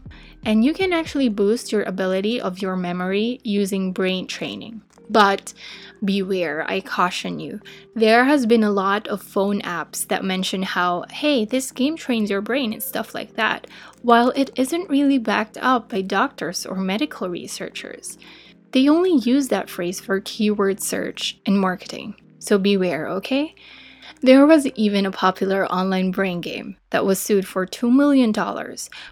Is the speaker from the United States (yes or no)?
no; Philippines; As a Filipina, I speak Tagalog and English and some dialects in the Philippines.